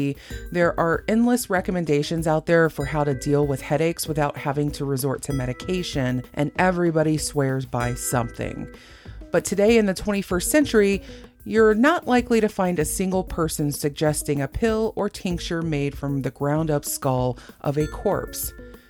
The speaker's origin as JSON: {"language": "English", "country": "Germany", "said": "And maybe I'm talking like I'm from Texas instead of Germany"}